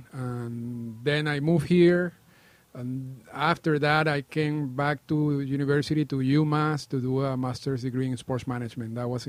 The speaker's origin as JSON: {"language": "English", "town": "Caracas", "region": "Capital District", "country": "Venezuela", "tie": "born or raised there", "moved": "as an adult", "lives_now": "Toronto, Canada", "said": "I was born in Caracas, Venezuela. I grew up there, and I moved to Canada in 1998."}